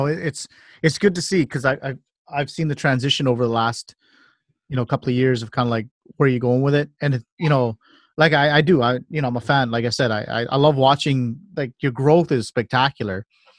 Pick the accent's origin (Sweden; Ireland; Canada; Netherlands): Canada; born there; I am Canadian. I'm proud to be Canadian. This is what my passport is. I was born in this country.